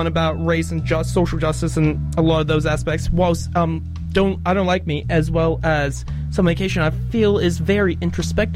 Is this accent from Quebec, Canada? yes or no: no; Vancouver, British Columbia, Canada; now in Dunedin, New Zealand; I'm Vancouver born.